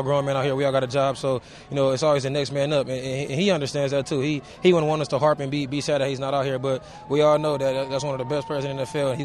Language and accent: English; Long Beach, California, United States; also born or lived in Compton; most of my time I was raised in the Long Beach area